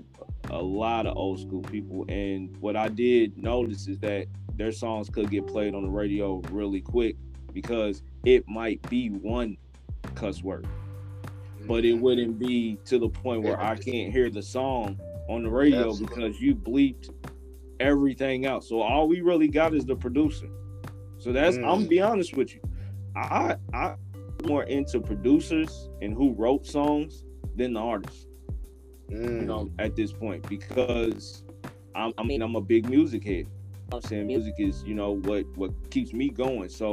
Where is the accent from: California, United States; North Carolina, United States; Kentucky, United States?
Kentucky, United States; Louisville; also born or lived in Indianapolis, Indiana; I was raised in Louisville